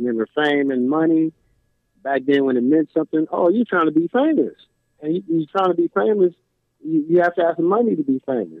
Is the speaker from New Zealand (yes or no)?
no; Compton, California, United States; I'm from Compton.